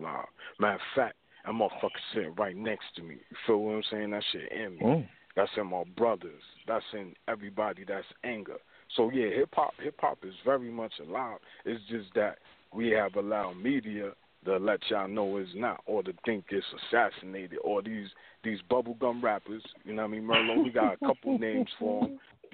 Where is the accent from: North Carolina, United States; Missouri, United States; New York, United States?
New York, United States; New York City; where I'm from is Brooklyn